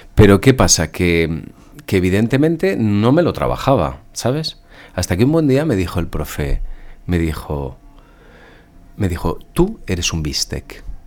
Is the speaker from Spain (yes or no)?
yes; Spain; also born or lived in Brussels, Belgium; nací en Bruselas. Eh, de hecho, estuve hasta los seis años en Bruselas. Y mis padres se vinieron a vivir a España.